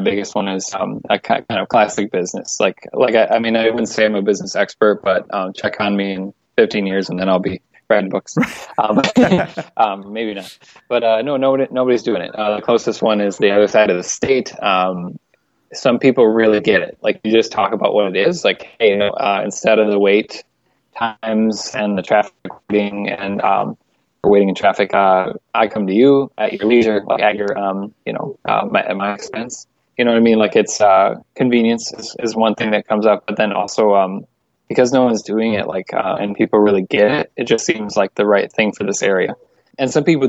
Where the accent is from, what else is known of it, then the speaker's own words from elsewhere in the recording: La Crosse, Wisconsin, United States; also born or lived in Minneapolis, Minnesota; my hometown, which is La Crosse, Wisconsin